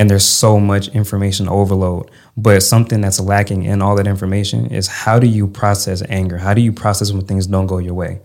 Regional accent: Connecticut, United States; moved away as an adult; also born or lived in Maryland / Louisiana / Texas; So I was raised in Connecticut

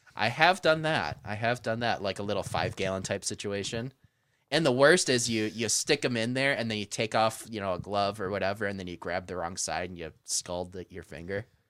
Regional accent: hometown near Frankenmuth, Michigan, United States; Frankenmuth, which is right between my shop and my hometown, or my old shop in the hometown.

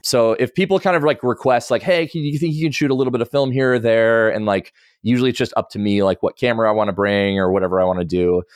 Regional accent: the Northwest, Pacific Northwest, United States; I grew up in the Northwest and outdoors

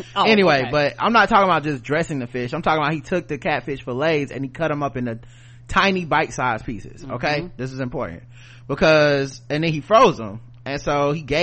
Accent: the South, United States; I'm from the South

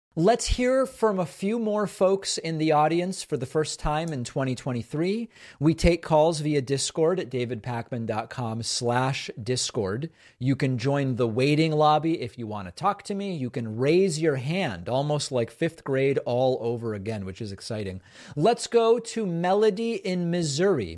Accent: Argentina; I was born in Argentina

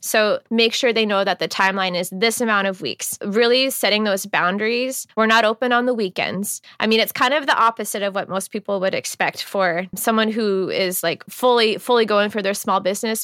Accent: Seattle, Washington, United States; also born or lived in Texas / Florida / Tennessee; I was born down in the South in Texas, and I spent some time living in Texas and Florida, and I went to college in Tennessee. But for the most part, I grew up right here in Seattle

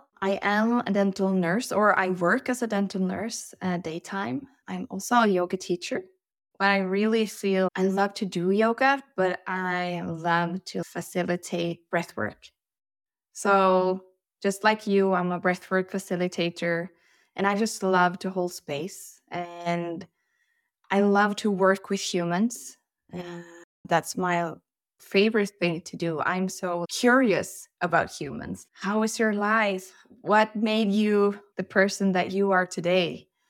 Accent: Sweden; now in Norway; Well, I'm from Sweden, but I live in Norway, so we are in Europe.

